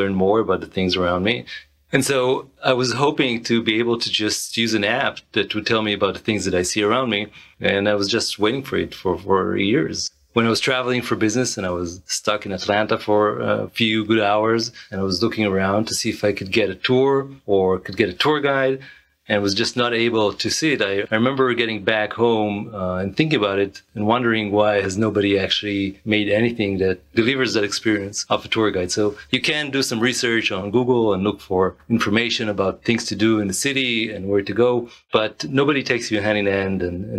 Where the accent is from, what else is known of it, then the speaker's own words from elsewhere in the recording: Israel; moved away as an adult; now in United States; I'm originally from Israel. I arrived to the United States in 2005, initially for my wife's studies, and kind of stuck here ever since